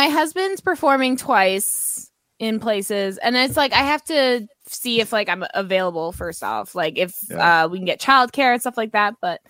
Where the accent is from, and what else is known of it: Canada